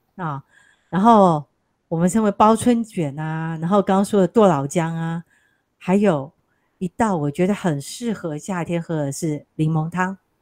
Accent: Taiwan; 我们台湾人吃香菜不就是剁碎嘛

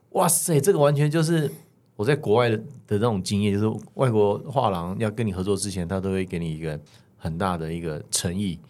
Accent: Taiwan; 我们是台湾长大的

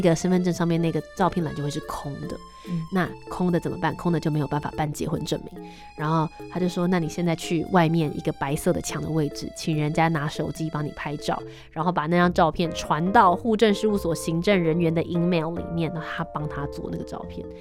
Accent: northern Taiwan, Taiwan; 因为我们是北部人嘛

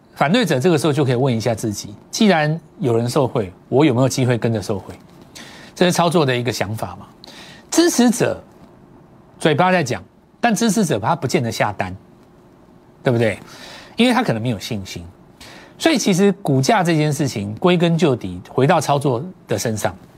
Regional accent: Taiwan; 很多我们台湾长大的

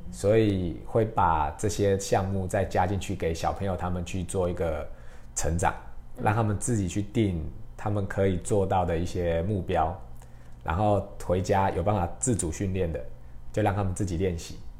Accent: Taiwan; 帮助我们台湾人可以更好的在国际上面发光发热

